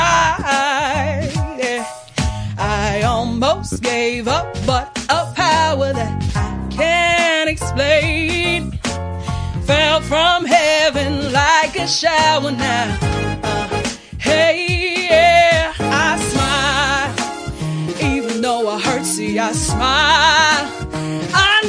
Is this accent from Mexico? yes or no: no; Johannesburg, Gauteng, South Africa; I'm originally from Joburg